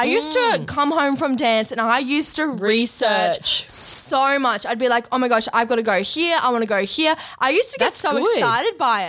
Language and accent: English; Australia; I'm Australian.